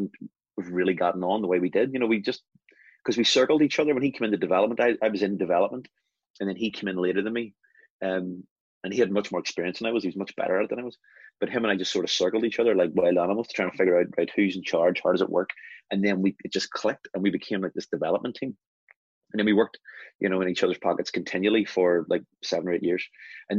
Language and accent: English; Belfast, Northern Ireland, United Kingdom; I'm West Belfast, and I didn't really stray beyond West Belfast